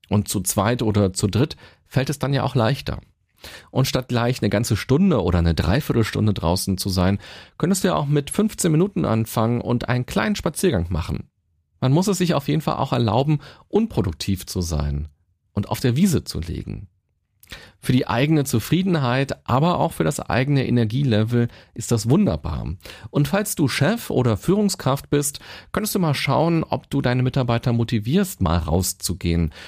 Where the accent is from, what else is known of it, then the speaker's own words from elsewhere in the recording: Berlin, Germany; Ich selbst bin ein absolutes Stadtkind. Ich bin in Berlin geboren und bin hier auch immer gewesen